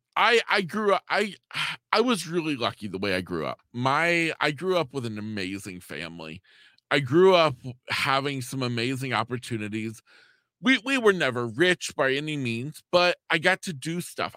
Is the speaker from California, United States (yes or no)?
no; East Central Florida, United States; I'm a junior in high school, living in my hometown here in East Central Florida.